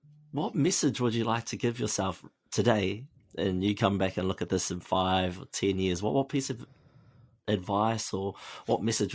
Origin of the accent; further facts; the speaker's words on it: Waitara, Taranaki, New Zealand; I'm from Waitara. We don't have the best resources here.